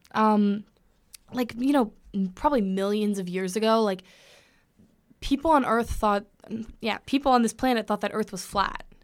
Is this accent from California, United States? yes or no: yes; Los Angeles, California, United States; moved away as an adult; now in Connecticut, United States; I'm from Los Angeles, California